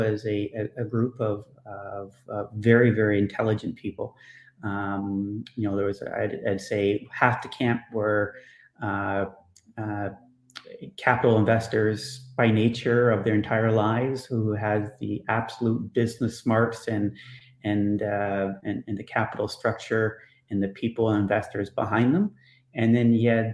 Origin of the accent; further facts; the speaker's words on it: Canada; Canadian humble